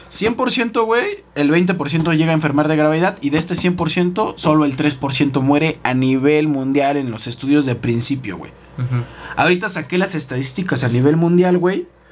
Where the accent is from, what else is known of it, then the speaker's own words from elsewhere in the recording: Mexico; como mexicanos